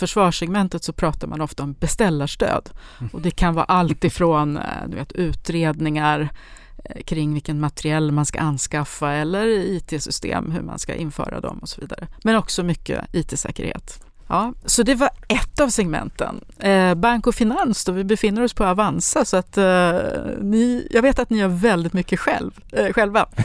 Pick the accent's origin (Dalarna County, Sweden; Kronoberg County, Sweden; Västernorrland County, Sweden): Västernorrland County, Sweden; Sundsvall; now in Danderyd, Sweden; Jag kommer ursprungligen från Sundsvall, är civilingenjör från Chalmers inom industriell ekonomi. Jag bor i Danderyd